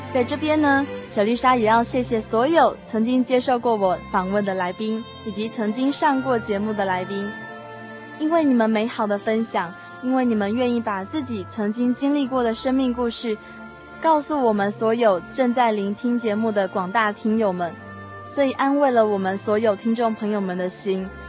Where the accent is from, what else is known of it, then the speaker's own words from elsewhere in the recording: Yonghe, New Taipei, Taiwan; 我们在大学毕业之后，我们就一起回到我们的故乡永和教会哦，并且我们在永和教会里面成立了一个属于我们自己的团契